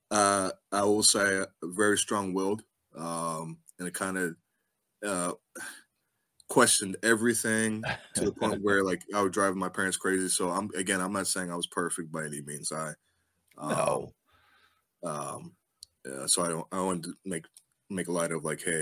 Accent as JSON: {"language": "English", "region": "Mid-Atlantic", "country": "United States", "said": "it was cold, um, and I'm from the Mid Atlantic, and even I was like, \"This is too cold for me. I have to get back home.\""}